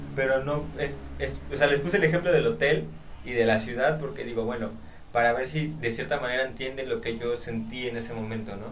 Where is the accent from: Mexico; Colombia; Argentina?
Mexico; me gusta decir que soy mexicano y estoy orgulloso incluso de decirlo